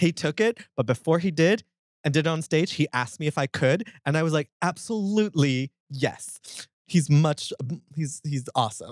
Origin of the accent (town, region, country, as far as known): Marshall, Texas, United States; born or raised there; also born or lived in Los Angeles, California / Palmdale, California